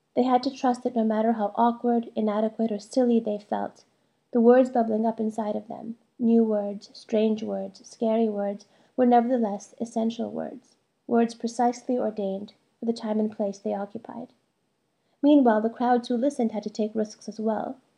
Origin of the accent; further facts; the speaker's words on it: United States; first language Malayalam; English is a second language; also born or lived in India; Though my parents immigrated to the United States when I was an infant, they insisted we speak Malayalam at home, so I grew up bilingual.